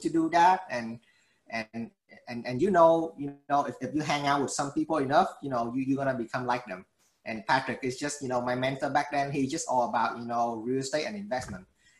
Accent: Vietnam; now in Houston, United States; I came from Vietnam

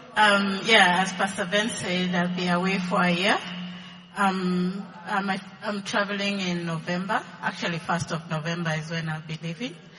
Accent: Eldoret, Uasin Gishu County, Kenya; moved away; I come from Eldoret

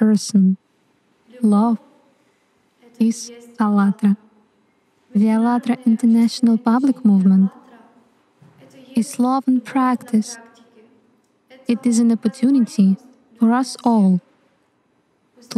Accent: Czechia; I'm from the Czech Republic.

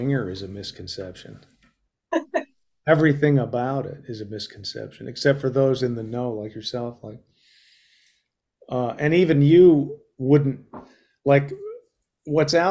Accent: Colorado, United States; I was raised in Colorado

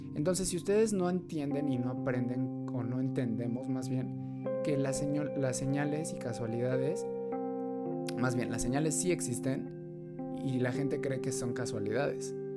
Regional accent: Mexico City, Mexico; mexicanos de la Ciudad de México

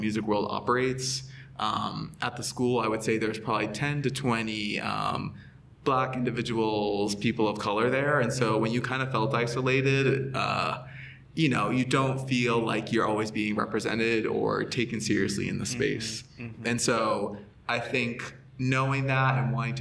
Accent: Massachusetts, United States; where I grew up in Massachusetts

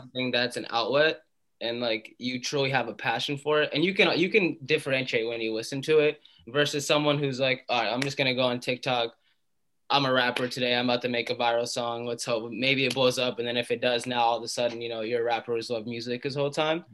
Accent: Atlanta, Georgia, United States; moved away as an adult; also born or lived in Malden, Massachusetts / Boston area; now in Boston, United States; we moved to Atlanta, and I grew up in Atlanta. I lived there for 18 years

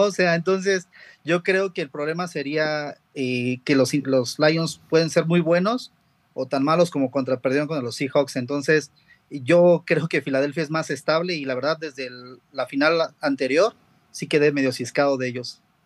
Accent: Mexico City, Mexico; De la Ciudad de México

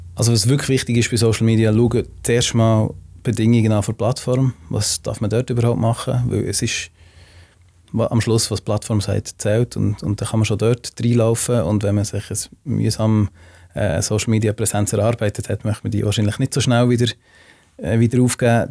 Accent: Switzerland; wir haben als Schweizer

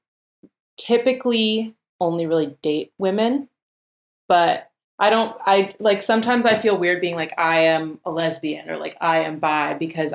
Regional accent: Berkeley, California, United States; also born or lived in Oakland; I grew up in Berkeley with two moms.

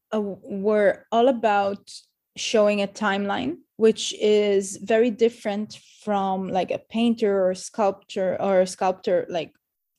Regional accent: Jerusalem, Jerusalem District, Israel; now in Tel Aviv, Israel; I was born in Jerusalem to a mixed family of both German and very Israeli family.

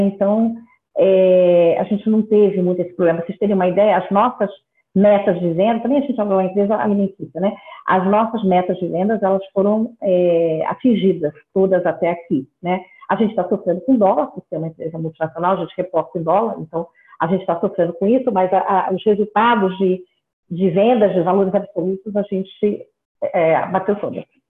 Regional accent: Rio de Janeiro, Brazil; Eu sou carioca

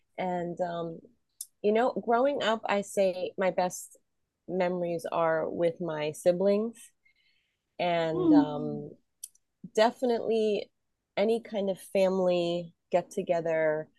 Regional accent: New Jersey, United States; I was brought up in South Jersey, near right outside of Philadelphia. So you cross the Betsy Ross Bridge, and you're right in Philly.

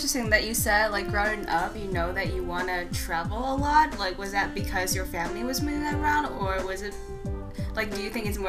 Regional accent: Beijing, China; moved away as an adult; also born or lived in Ohio / Boston / Cape Town; now in Cambridge, United States; I grew up in Beijing, born and raised there, and moved to the States when I was 18 years old. I spent 2 years in Ohio, middle of nowhere

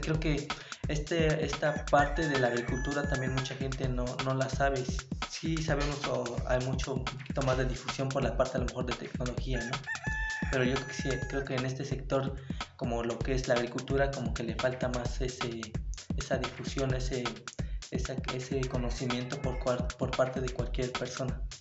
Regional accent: Mexico; nos hace falta nosotros como mexicanos

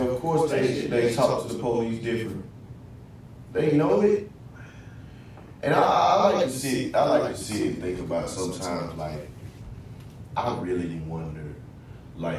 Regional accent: Spring, Texas, United States; moved away as an adult; also born or lived in Houston, Texas; now in Norfolk, United States; Houston, Northside, Houston, Texas. By way of I used to come, but grew up in Spring, Texas

